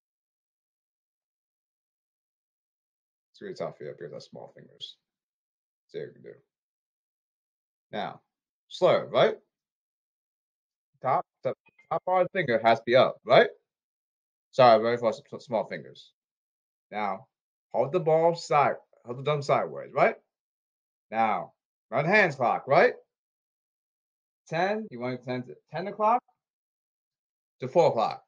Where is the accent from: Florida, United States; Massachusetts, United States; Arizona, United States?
Massachusetts, United States; Boston; I'm from Boston